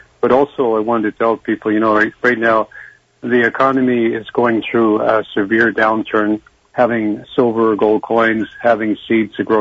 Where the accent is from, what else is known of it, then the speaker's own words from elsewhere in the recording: Canada; I'm a Canadian. I'm not American